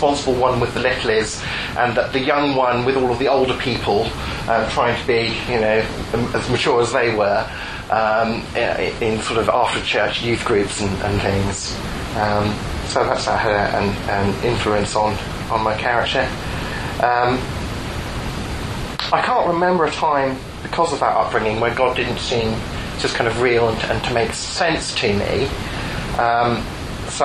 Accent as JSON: {"language": "English", "town": "Portsmouth", "region": "South East England", "country": "United Kingdom", "tie": "born or raised there", "said": "1974, on a dark and stormy night, I was born in Portsmouth."}